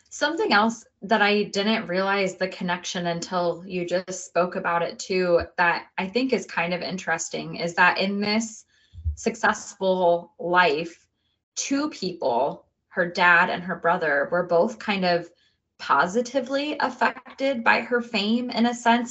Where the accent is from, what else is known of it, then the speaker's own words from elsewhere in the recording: United States; I'm American.